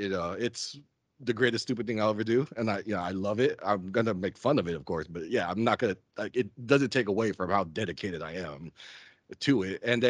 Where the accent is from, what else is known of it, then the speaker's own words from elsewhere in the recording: Stockton, California, United States; I'm from Stockton.